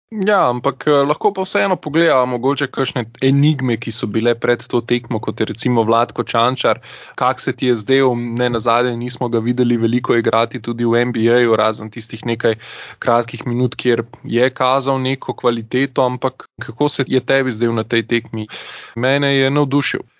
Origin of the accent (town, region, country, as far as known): Slovenia